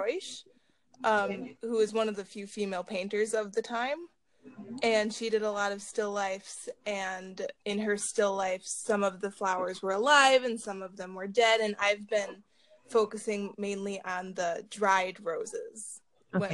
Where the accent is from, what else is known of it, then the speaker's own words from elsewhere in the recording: Chicago, Illinois, United States; also born or lived in Harwood Heights, Illinois; my high school was in more so the suburbs, but I grew up in Chicago